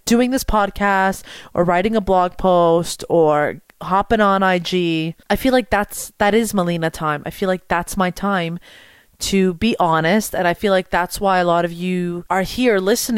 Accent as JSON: {"language": "English", "town": "Montreal", "region": "Quebec", "country": "Canada", "said": "I'm from Montreal"}